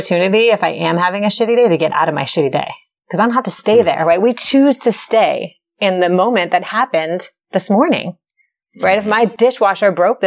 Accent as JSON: {"language": "English", "town": "Chevy Chase", "region": "Maryland", "country": "United States", "tie": "born or raised there", "said": "I grew up in Chevy Chase, Maryland"}